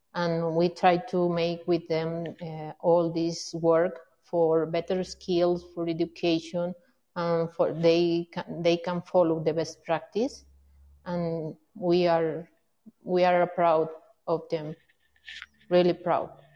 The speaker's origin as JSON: {"language": "English", "region": "Mexico City", "country": "Mexico", "said": "I'm from Mexico City"}